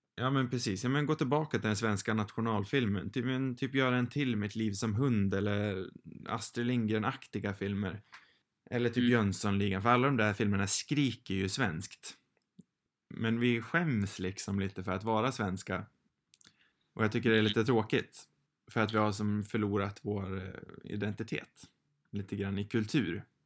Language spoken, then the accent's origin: Swedish; Sweden; själv som svensk